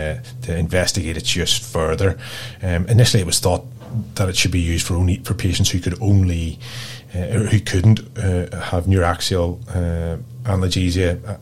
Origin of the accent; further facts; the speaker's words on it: Northern Ireland, United Kingdom; moved away as an adult; also born or lived in Belfast; now in Perth, Australia; I am from Northern Ireland